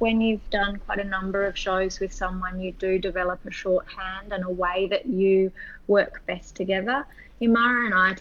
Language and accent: English; Sydney, New South Wales, Australia; I was born in Sydney and grew up here.